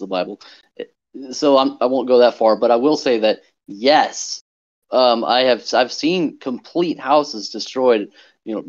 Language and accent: English; Wichita, Kansas, United States; I grew up in Wichita, Kansas